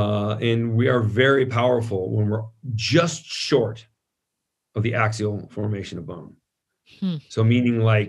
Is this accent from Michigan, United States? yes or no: no; San Francisco, California, United States; I grew up in San Francisco